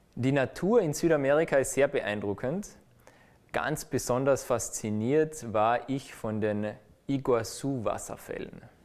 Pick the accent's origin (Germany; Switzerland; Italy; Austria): Austria; als Österreicher